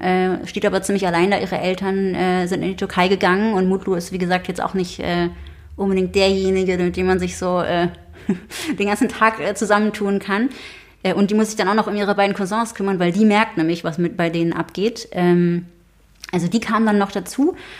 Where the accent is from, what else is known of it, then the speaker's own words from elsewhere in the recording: Berlin, Germany; ich bin in Kreuzberg aufgewachsen